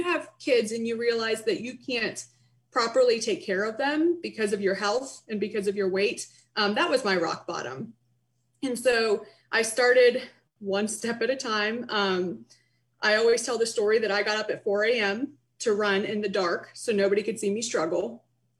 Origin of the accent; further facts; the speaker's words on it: Canton, Ohio, United States; moved away as an adult; also born or lived in Columbus, Ohio / Pittsburgh, Pennsylvania; now in Bridgeport, United States; I was born in Canton, Ohio. I attended Capital University in Columbus, Ohio.